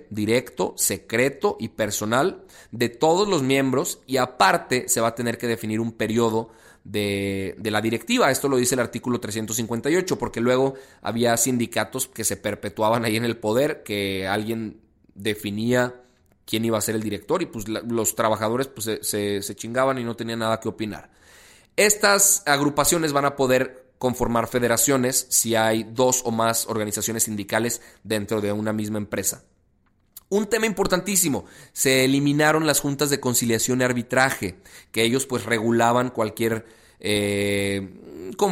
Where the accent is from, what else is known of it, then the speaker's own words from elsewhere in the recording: Mexico; ¿Estados Unidos o, nosotros como mexicanos?